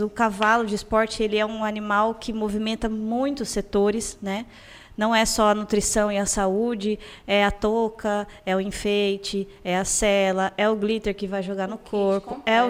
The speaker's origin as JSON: {"language": "Portuguese", "town": "Campo Grande", "region": "Mato Grosso do Sul", "country": "Brazil", "tie": "born or raised there", "said": "eu nasci em Campo Grande, eu morei no bairro universitário e hoje eu moro na Vila Ieda"}